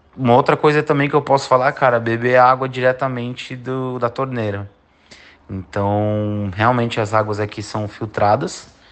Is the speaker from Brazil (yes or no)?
yes; São Paulo, Brazil; moved away as an adult; now in Australia; Eu nasci em São Paulo e morei minha vida inteira em São Paulo